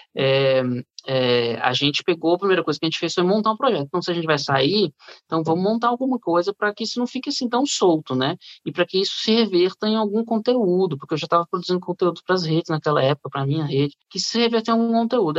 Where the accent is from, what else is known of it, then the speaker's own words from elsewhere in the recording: Brasília, Federal District, Brazil; moved away as an adult; also born or lived in Rio de Janeiro; eu fui para o Rio, sou de Brasília, eu fui para o Rio com 18 anos